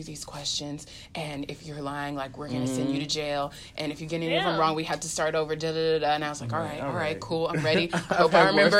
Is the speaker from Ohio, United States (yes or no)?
yes; Ohio, United States; moved away; So my ID expired because I'm from Ohio.